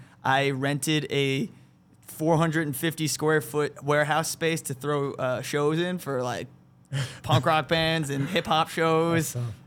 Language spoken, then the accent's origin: English; Yonkers, New York, United States; my parents were born in Yonkers. I was born in Yonkers.